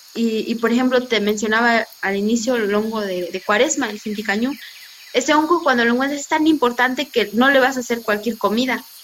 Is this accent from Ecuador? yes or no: no; Mixteca Alta, Oaxaca, Mexico; aquí en, en la Mixteca Alta pues se encuentra bosque de conífera, hasta la parte más alta, que es de donde yo soy